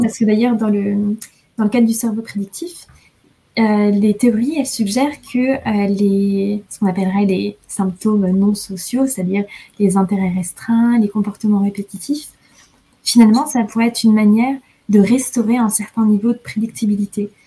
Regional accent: France; moved away; je suis française

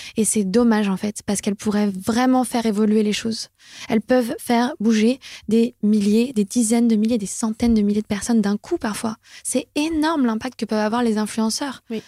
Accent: France; notre quota annuel en tant que Français

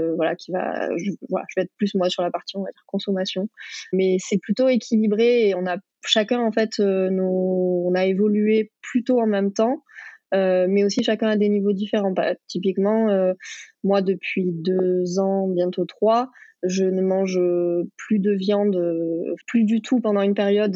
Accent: Pays de Mirabeau, near Marseille, Provence-Alpes-Côte d'Azur, France; j'ai grandi bah, près de Marseille. J'ai grandi d'ailleurs au Pays de Mirabeau

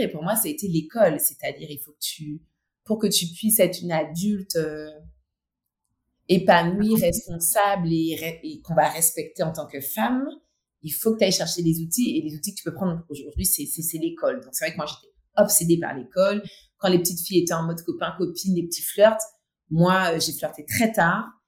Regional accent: Martinique; born or raised there; also born or lived in mainland France

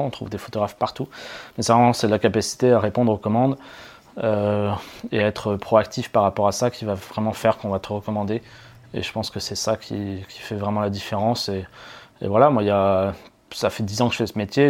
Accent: Auvergne-Rhône-Alpes, France; also born or lived in Paris; dans ma région d'origine qui est Rhône-Alpes

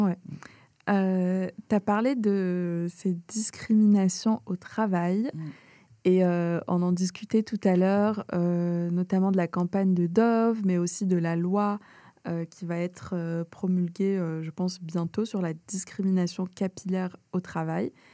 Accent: Algeria; je viens d'Algérie

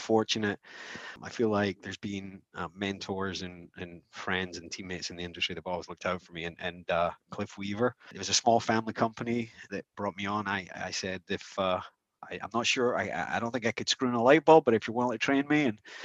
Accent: Scotland, United Kingdom; moved away as an adult; now in United States; I grew up in Scotland. I came over to America when I was 21 to marry my bride.

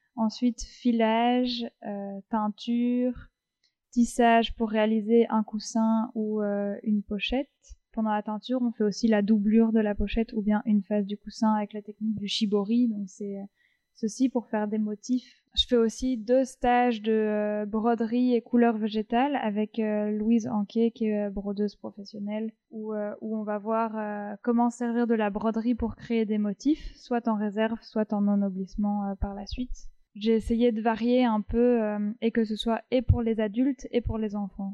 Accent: Paris, Île-de-France, France; moved away as an adult; also born or lived in La Rochelle; now in Brussels, Belgium; j'ai, j'ai grandi sur Paris et je suis venue à Bruxelles pour les études, mais je suis originaire de La Rochelle.

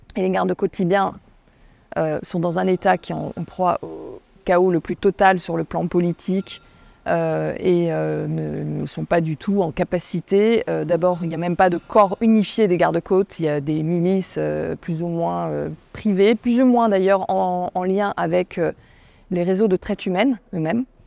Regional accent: France; je suis française

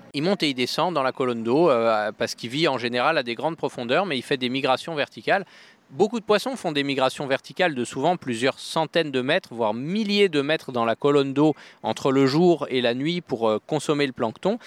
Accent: France; chez nous en France

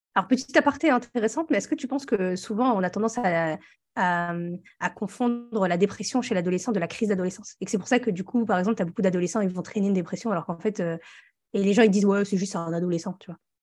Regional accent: northern France, France; on vient tous les deux du nord de la France

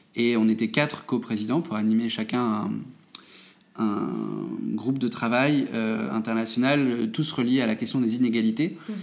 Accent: Metz, Grand Est, France; je suis né en Moselle, euh, à Metz.

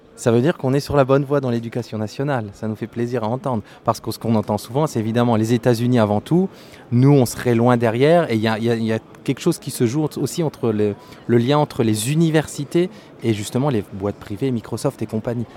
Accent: France; comme on est français

